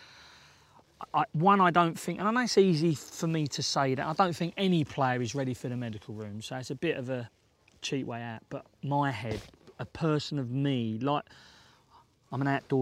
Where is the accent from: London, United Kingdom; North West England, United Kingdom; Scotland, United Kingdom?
London, United Kingdom; I was brought up in the East End of London and South East London